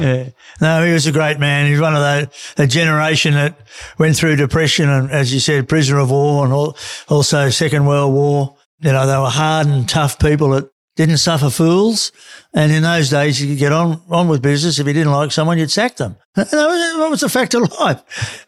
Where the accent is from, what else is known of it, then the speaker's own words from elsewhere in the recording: Australia; the guys I grew up with in Carra